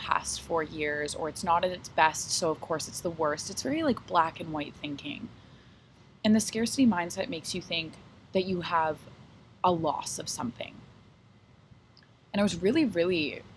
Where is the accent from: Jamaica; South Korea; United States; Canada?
Canada; Toronto, Ontario; here in Toronto, in my hometown